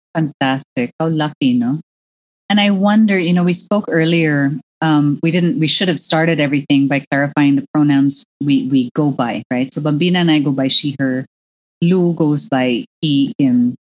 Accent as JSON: {"language": "English", "country": "Philippines", "tie": "born or raised there", "also_born_or_lived": "United States", "said": "when I grew up in the Philippines in the 70s mm. and 80s"}